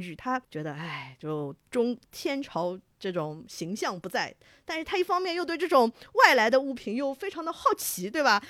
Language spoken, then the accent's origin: Chinese; Shanghai, China; 因为我作为一个上海人啊